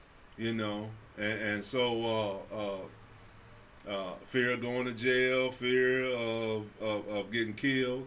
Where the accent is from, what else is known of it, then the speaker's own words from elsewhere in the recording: Chicago, Illinois, United States; I'm from Chicago